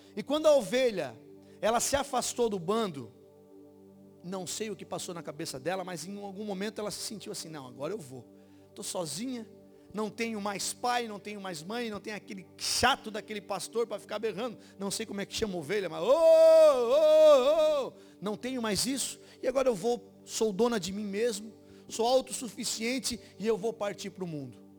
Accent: Brazil; nessa comunidade onde eu me criei

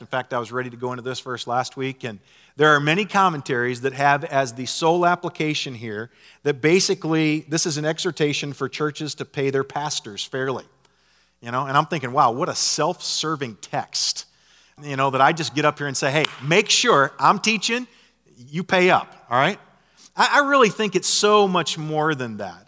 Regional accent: Nebraska, United States; I grew up in Nebraska

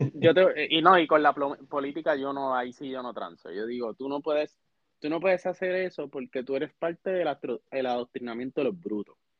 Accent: Puerto Rico; yo como puertorriqueño

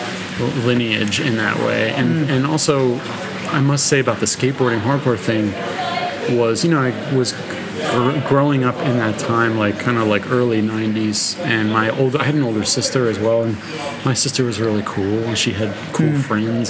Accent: Philadelphia, Pennsylvania, United States; I grew up in Philadelphia

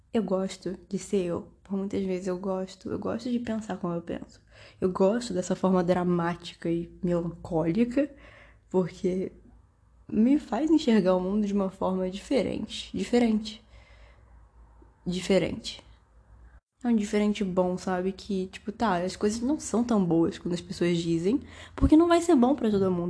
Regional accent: Brazil; Eu sou brasileira.

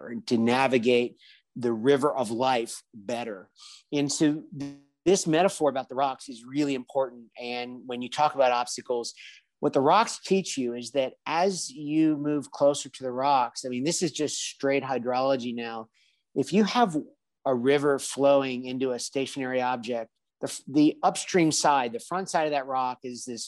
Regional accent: Washington, District of Columbia, United States; moved away as an adult; now in Spain; I grew up in the Washington, D.C. area

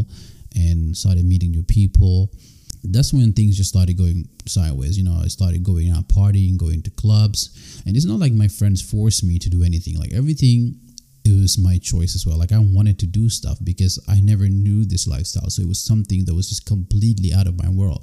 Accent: Senegal; moved away; also born or lived in Gambia; I was born in the Gambia, I was raised in Senegal

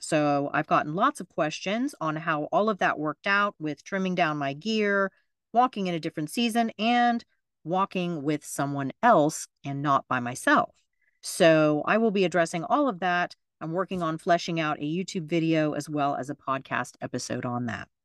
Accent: Florida, United States; my home state of Florida

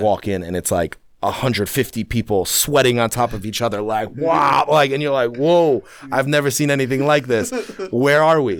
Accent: New York City, New York, United States; also born or lived in London; we got to New York in nineteen ninety-one

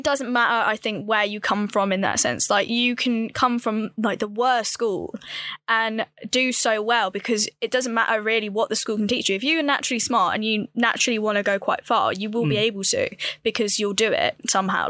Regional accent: Hinckley, East Midlands, United Kingdom; I'm from Hinckley

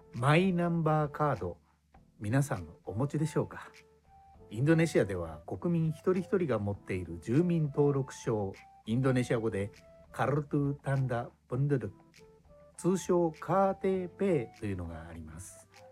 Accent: Japan; born or raised there; moved away as an adult; now in Indonesia

